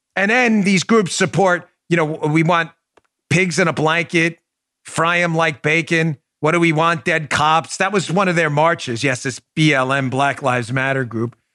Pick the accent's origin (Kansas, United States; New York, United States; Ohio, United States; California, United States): New York, United States; New York City; now in Florida, United States; my hometown of New York City